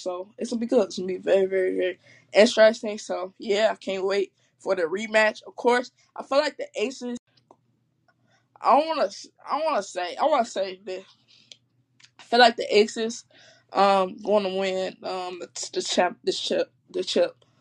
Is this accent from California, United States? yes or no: no; Chicago, Illinois, United States; I'm from Chicago. I'm born and raised from Chicago